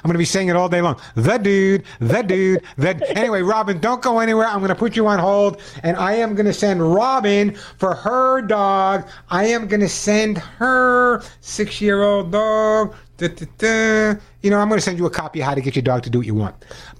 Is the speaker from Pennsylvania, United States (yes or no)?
no; New York, United States; accent: New York; now in California, United States; I originally grew up in New York, although no one would ever know that because I've totally lost my New York accent since I've been in California for over 20 years.